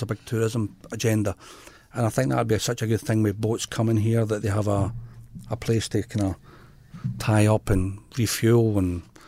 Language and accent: English; Scotland, United Kingdom; now in Pilbara, Australia; I'm more Scottish.